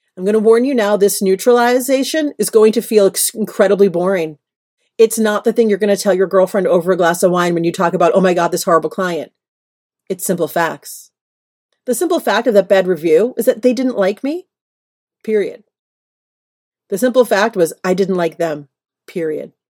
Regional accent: New York, United States; moved away as an adult; now in Los Angeles, United States; I am a New Yorker through and through. It has only been the last several years I've lived in L A.

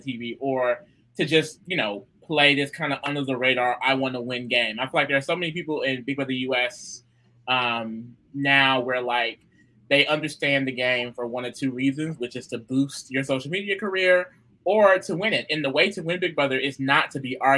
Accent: United States; I am American

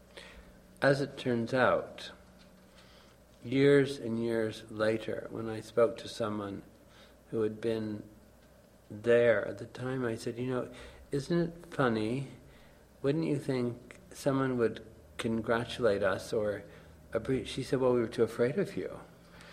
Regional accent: Baie-D'Urfé, Quebec, Canada; I'm suburban from Montreal, Bay d'Urfey

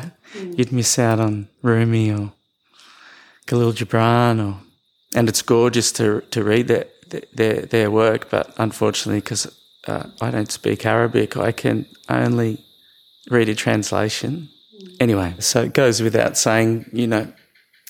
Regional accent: Australia; So I was born in Australia. I grew up in the West.

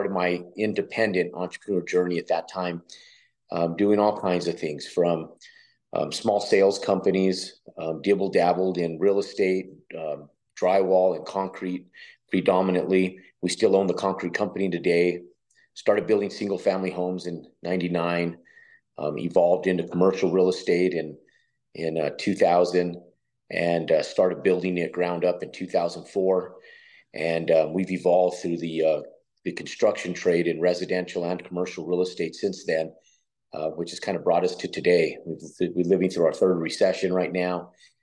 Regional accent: New Mexico, United States; moved away; also born or lived in Texas / Virginia / Florida; I grew up in New Mexico, left to Texas, lived in Texas, Virginia, and Florida for a short time and Texas for a good while

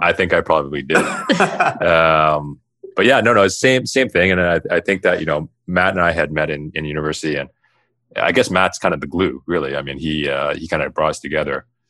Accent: Toronto, Ontario, Canada; I grew up in the West End of Toronto

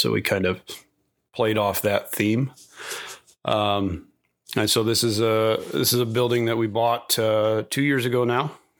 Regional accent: Sioux Falls, South Dakota, United States; moved away as an adult; also born or lived in Arlington, South Dakota / Fort Hood, Texas; now in Dell Rapids, United States; I grew up in Sioux Falls. I graduated from Lincoln High School, went to USD, I went through ROTC at USD

